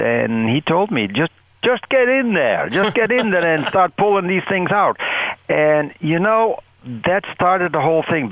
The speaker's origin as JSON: {"language": "English", "country": "Netherlands", "tie": "born or raised there", "moved": "yes", "lives_now": "Michigan, United States", "said": "I was born and raised in the Netherlands and on a dairy farm, the youngest of six children"}